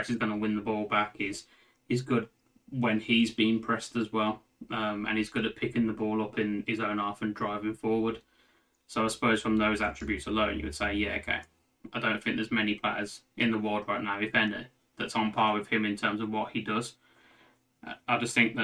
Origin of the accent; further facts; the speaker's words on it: Birmingham, West Midlands, United Kingdom; we're from Birmingham